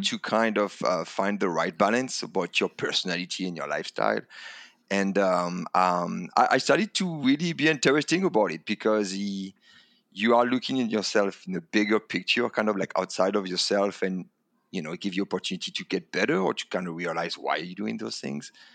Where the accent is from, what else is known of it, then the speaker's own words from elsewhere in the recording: Calais, Hauts-de-France, France; English is a second language; moved away as an adult; now in United States; I come from France, um, and a l, small town called Calais in the north of France